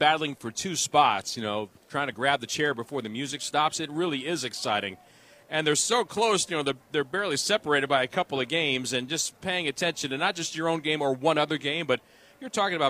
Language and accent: English; New York, United States; We're both from New York, but he grew up in New York, and he still had family there.